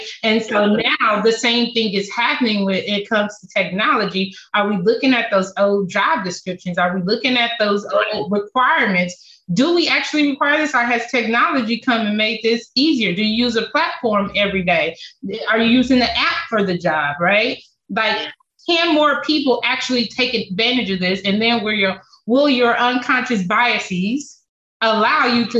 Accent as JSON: {"language": "English", "town": "Compton", "region": "California", "country": "United States", "tie": "born or raised there", "said": "I'm born and raised in Compton, California."}